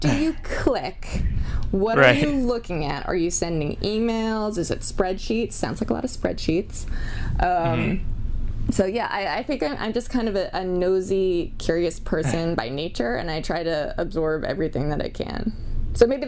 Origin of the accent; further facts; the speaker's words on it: Pennsylvania, United States; growing up in Pennsylvania